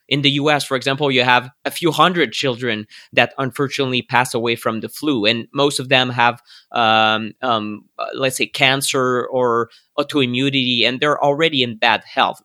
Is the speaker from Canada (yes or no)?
yes; Canada; I'm a Canadian